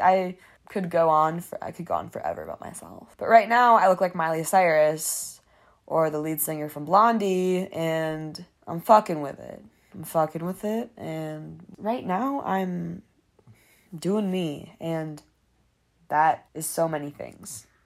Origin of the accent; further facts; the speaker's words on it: Detroit, Michigan, United States; I'm a media production major or I'm from Detroit